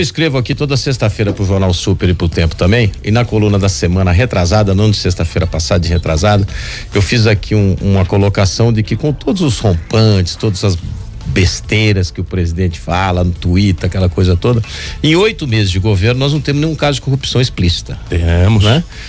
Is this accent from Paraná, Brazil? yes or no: yes; Londrina, Paraná, Brazil; moved away; also born or lived in Belo Horizonte; Eu sou de Londrina. Eu cresci na minha infância com Beto Richa.